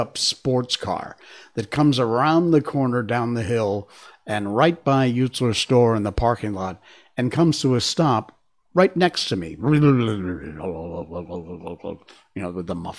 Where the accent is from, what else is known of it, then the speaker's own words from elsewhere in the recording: Cornwall, Connecticut, United States; growing up in Cornwall, Connecticut. And in fact, specifically, I was born in East Cornwall and then moved the, 3 miles to West Cornwall